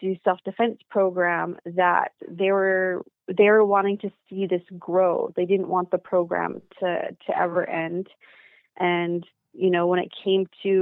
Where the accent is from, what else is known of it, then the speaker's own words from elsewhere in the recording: British Columbia, Canada; here in my hometown, which is a small country town. And I think we're about 3.5 hours northeast of Vancouver